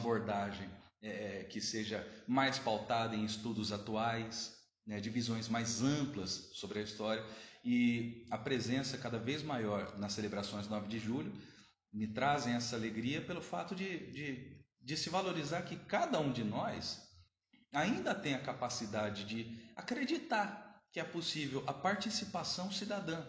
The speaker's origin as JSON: {"language": "Portuguese", "town": "Jaú", "region": "São Paulo", "country": "Brazil", "tie": "born or raised there", "also_born_or_lived": "Avaré", "said": "eu sou de Jaú, nascido e criado"}